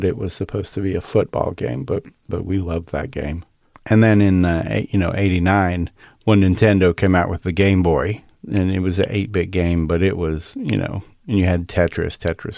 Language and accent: English; Michigan, United States; But I remember playing Space Invaders growing up in Michigan.